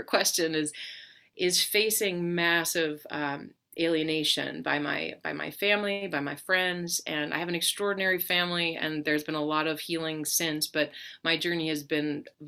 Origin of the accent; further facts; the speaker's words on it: Colorado, United States; I grew up in Colorado